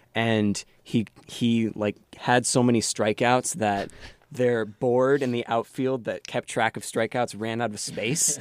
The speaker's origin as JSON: {"language": "English", "town": "Silver Spring", "region": "Maryland", "country": "United States", "said": "I am from outside D C in Silver Spring, Maryland"}